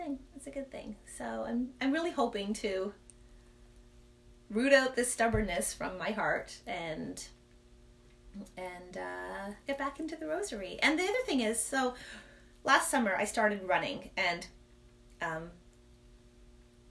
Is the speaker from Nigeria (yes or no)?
no; Toronto, Ontario, Canada; I'm from the Toronto area.